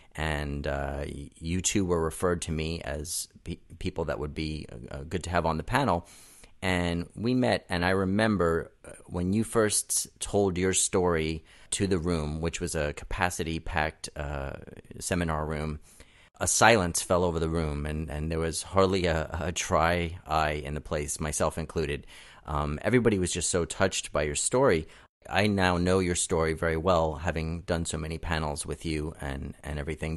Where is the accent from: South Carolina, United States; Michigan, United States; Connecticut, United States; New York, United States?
New York, United States; New York City; moved away as an adult; now in Southern California, United States; I was born and raised in Brooklyn